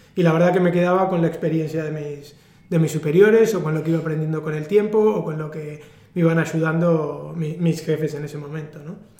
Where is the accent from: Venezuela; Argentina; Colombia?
Argentina; soy argentino, que eso creo que ya se nota cuando me escuchan